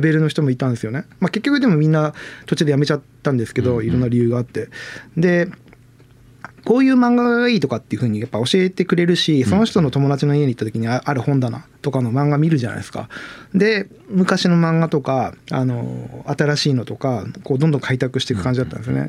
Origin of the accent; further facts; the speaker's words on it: Chigasaki, Kanagawa, Japan; moved away; 昔あの神奈川県に住んでて茅ヶ崎出身